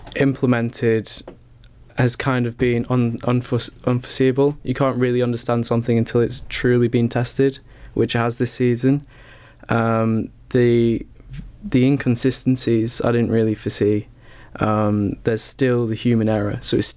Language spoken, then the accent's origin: English; United Kingdom; I think coming from being a British football fan, yeah, it's so difficult to see, start to understand the culture of supporting a team in America.